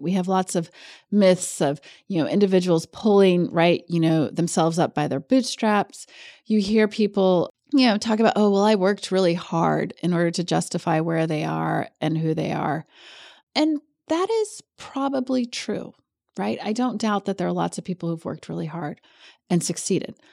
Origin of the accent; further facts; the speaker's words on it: Kentucky, United States; also born or lived in New Hampshire; I'm actually from Kentucky.